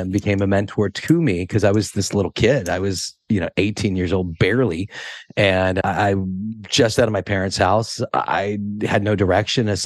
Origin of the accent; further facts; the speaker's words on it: Monterey, California, United States; where I grew up in Monterey, we were on the poor side of the tracks.